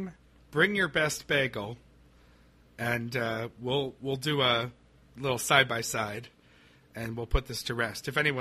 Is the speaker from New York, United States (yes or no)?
yes; Webster, New York, United States; now in Providence, United States; growing up in Webster, New York